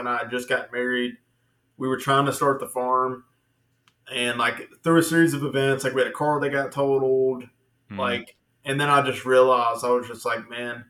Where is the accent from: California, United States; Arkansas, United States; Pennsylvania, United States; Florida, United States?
Arkansas, United States; Little Rock; also born or lived in Denver, Colorado; now in Greenbrier, United States; I'm not even from Greenbrier, from Little Rock